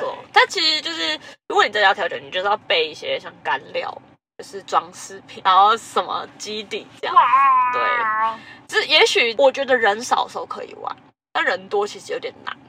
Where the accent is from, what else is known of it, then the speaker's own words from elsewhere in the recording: Tainan, Taiwan; 我是台南人，